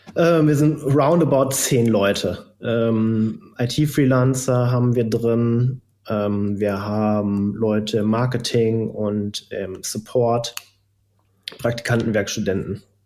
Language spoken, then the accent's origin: German; Geldern, North Rhine-Westphalia, Germany; Ich komme ja ganz aus der Nähe ähm, von Düsseldorf. In Geldern bin ich groß geworden